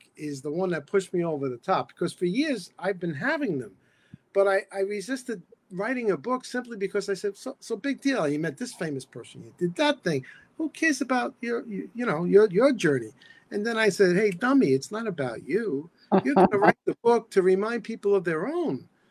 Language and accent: English; New York City, New York, United States; When I was 14 years old, I grew up in the South Bronx